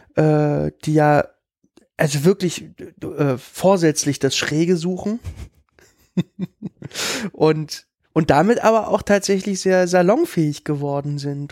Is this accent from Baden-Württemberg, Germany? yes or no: no; Berlin, Germany; ich komme ja aus Lichtenberg